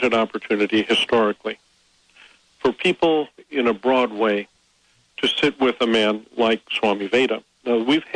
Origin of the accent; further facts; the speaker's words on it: United States; I'm an American